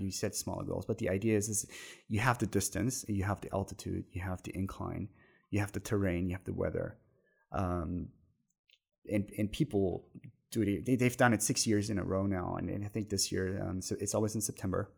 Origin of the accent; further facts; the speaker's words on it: Germany; moved away; the twenty minutes from my hometown where I grew up